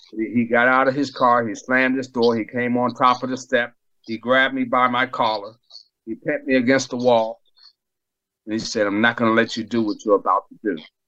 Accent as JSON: {"language": "English", "town": "Boston", "region": "Massachusetts", "country": "United States", "tie": "born or raised there", "also_born_or_lived": "Bethesda, Maryland", "moved": "yes", "said": "I grew up in Boston, Massachusetts"}